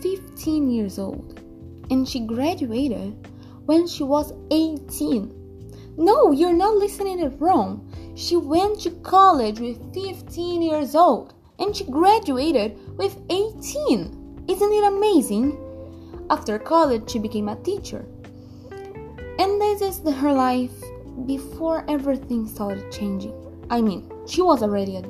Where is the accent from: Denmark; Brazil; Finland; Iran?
Brazil; I'm from Brazil, I'm 16 years old